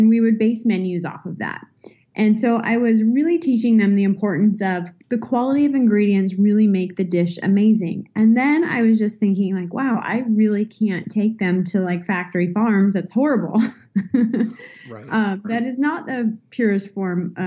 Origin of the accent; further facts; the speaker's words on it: California, United States; I'm born and raised in California